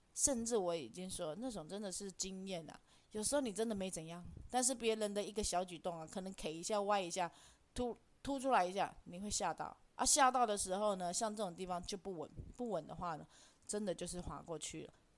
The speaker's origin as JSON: {"language": "Chinese", "country": "Taiwan", "said": "我们台湾人就是这样"}